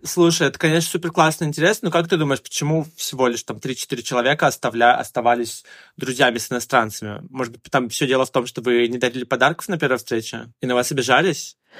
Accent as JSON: {"language": "Russian", "country": "Russia", "moved": "yes", "lives_now": "China", "said": "я россиянин"}